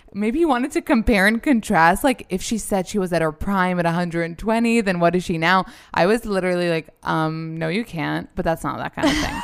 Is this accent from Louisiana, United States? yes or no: no; New York, United States; we're both born and raised in New York